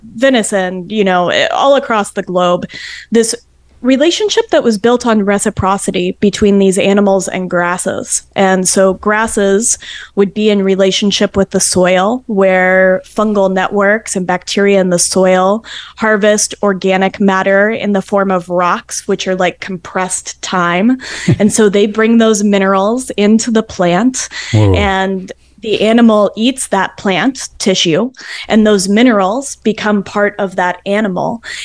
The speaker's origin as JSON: {"language": "English", "region": "the West", "country": "United States", "moved": "yes", "lives_now": "Adirondacks, New York, United States", "said": "I'm from the West, and I miss those wide open spaces"}